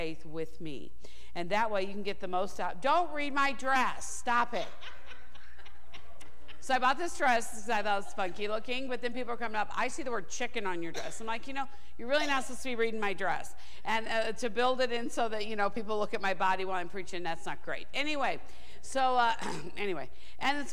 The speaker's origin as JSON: {"language": "English", "town": "St. Louis", "region": "Missouri", "country": "United States", "tie": "born or raised there", "also_born_or_lived": "Kansas / Rhema (Oklahoma)", "moved": "as an adult", "lives_now": "Thousand Oaks, United States", "said": "I was born in Kansas, actually, and raised in St. Louis"}